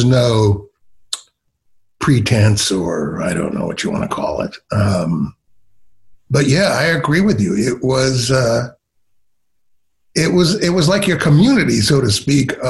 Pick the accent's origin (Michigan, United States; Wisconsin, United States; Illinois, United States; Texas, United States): Michigan, United States; Ann Arbor; moved away as an adult; also born or lived in Philadelphia / Chicago; I grew up in Ann Arbor, Michigan, and listened to Detroit radio.